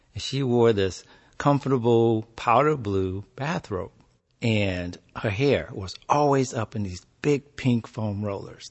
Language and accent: English; Compton, California, United States; also born or lived in Houston, Texas; we moved to Compton